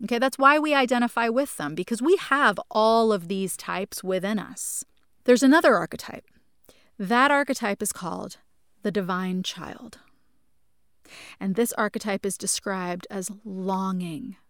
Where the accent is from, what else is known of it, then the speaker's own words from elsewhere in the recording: New Jersey, United States; a house that I grew up in in New Jersey